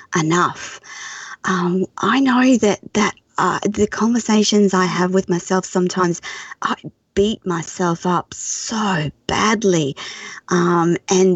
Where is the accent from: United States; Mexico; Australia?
Australia; as an Australian